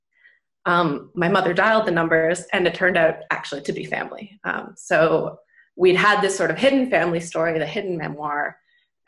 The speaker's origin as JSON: {"language": "English", "country": "Canada", "tie": "born or raised there", "also_born_or_lived": "United Kingdom", "moved": "as an adult", "lives_now": "Germany", "said": "I grew up in Canada, so I live now in Germany. I lived in the UK for a long time."}